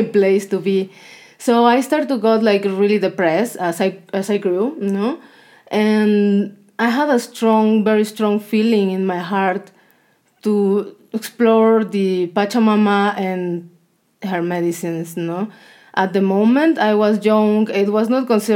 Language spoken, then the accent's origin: English; southern Mexico, Mexico; English is a second language; moved away; I'm from Mexico, from the south of Mexico.